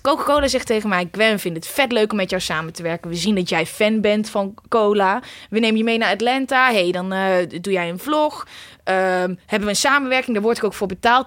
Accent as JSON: {"language": "Dutch", "town": "Uden", "region": "North Brabant", "country": "Netherlands", "also_born_or_lived": "The Hague", "moved": "as an adult", "lives_now": "Amsterdam, Netherlands", "said": "Ik kom oorspronkelijk uit Uden"}